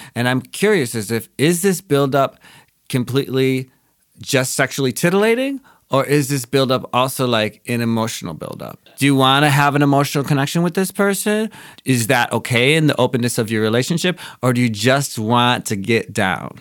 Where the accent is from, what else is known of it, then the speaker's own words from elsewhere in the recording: Wisconsin, United States; moved away; I grew up in Wisconsin